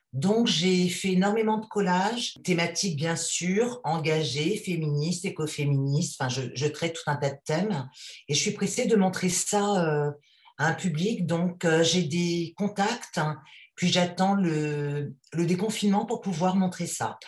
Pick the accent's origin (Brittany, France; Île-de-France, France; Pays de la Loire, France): Île-de-France, France; Paris; je suis une Parisienne de 54 ans